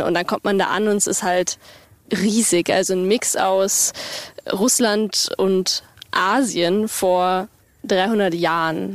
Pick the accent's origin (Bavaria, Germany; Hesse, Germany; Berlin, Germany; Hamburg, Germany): Bavaria, Germany; Äh, Bayern ist für uns eigentlich Heimat. Wir kommen beide aus Bayern